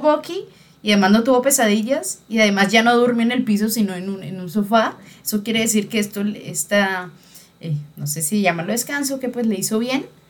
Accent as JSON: {"language": "Spanish", "country": "Colombia", "tie": "born or raised there", "said": "uno criado en una sociedad machista como la colombiana"}